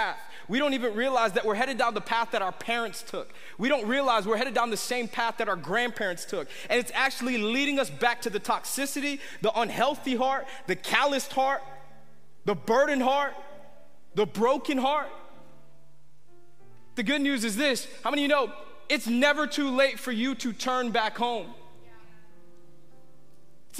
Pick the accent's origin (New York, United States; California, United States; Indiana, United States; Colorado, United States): New York, United States; when I was a kid, I was born in New York, and I remember in our house right behind us in our backyard, there was literally thousands of acres.